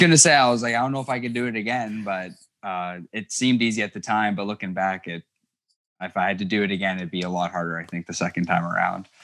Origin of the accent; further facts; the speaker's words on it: Thunder Bay, Ontario, Canada; I was never aware of how isolated we were, 'cause a lot of people who find out we're from Thunder Bay